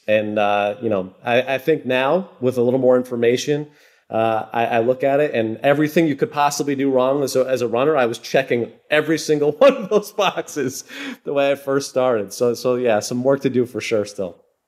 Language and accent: English; Massachusetts, United States; I grew up in New England